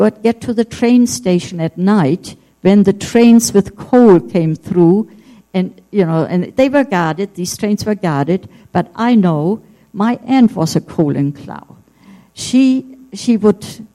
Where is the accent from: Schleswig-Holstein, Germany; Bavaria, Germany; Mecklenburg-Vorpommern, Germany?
Schleswig-Holstein, Germany; Heide; moved away; also born or lived in Berlin; that's my hometown. This is almost still the way it is now. Yes. Uh-huh. This is Heide.